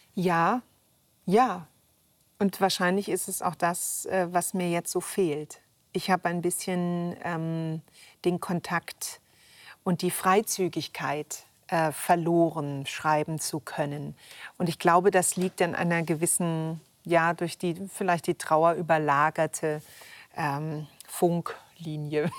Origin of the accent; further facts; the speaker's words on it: Upper Franconia, Bavaria, Germany; als Kind aufgewachsen da auf dem Land in Oberfranken